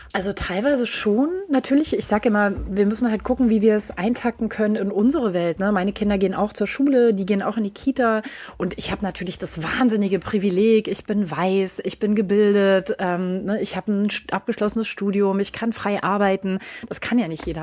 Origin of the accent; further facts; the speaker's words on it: Berlin, Germany; Ich bin in Berlin aufgewachsen und also mitten, mitten, mitten in der Stadt